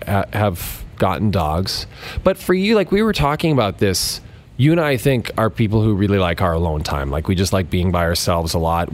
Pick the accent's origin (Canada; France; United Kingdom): Canada; Alberta; I grew up north of Edmonton, and the closest kind of mountain resort was Jasper